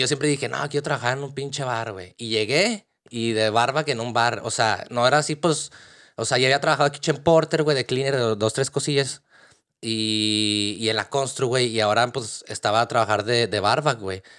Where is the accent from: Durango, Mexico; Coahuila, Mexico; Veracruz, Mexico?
Coahuila, Mexico; Torreón; moved away as an adult; now in Dublin, Ireland; soy de, de Torreón, Coahuila, México